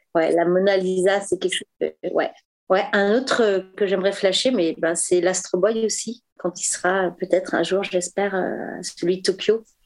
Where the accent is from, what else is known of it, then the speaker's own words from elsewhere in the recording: Paris, Île-de-France, France; je suis parisienne